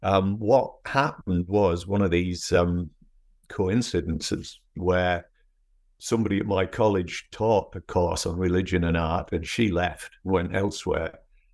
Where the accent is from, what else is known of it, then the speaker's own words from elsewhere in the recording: North East England, United Kingdom; accent: northeast English; moved away as an adult; also born or lived in Scotland / Edinburgh; now in United States; I was actually born in Scotland, but my parents moved to the northeast of England when I was four. And then I went back to university in Edinburgh when I was 18. So my accent is actually more northeast English